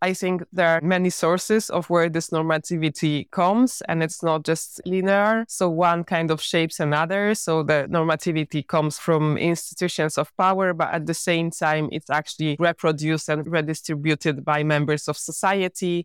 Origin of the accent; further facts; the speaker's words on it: Poland; I was born in Poland.